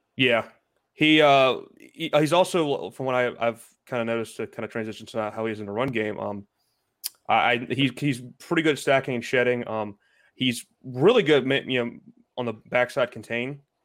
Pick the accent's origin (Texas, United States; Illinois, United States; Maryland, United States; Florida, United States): Maryland, United States; the biggest college in my home state